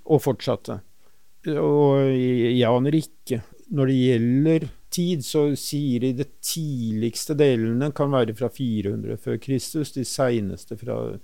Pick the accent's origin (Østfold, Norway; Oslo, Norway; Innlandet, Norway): Oslo, Norway; der jeg vokste opp, eh, på Stovner, eh, i Groruddalen, Oslo